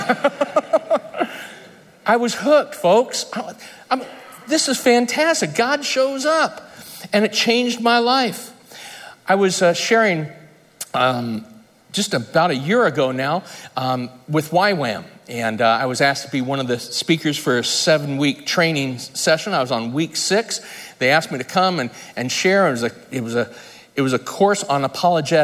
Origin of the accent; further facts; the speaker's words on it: United States; I grew up in Lake Tahoe